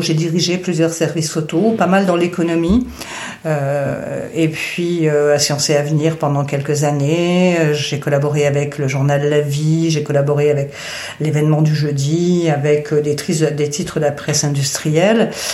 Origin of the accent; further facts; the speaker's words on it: Arles, Provence-Alpes-Côte d'Azur, France; also born or lived in Indian Ocean / Lorraine; je suis née dans l'océan Indien, j'ai grandi une partie de mon enfance en Lorraine et ensuite à Arles.